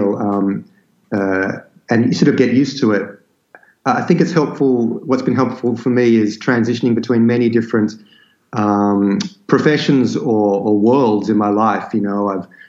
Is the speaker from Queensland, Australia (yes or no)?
no; Sydney, New South Wales, Australia; also born or lived in London, United Kingdom; the place that I grew up, which is this remote land just on the outskirts of Sydney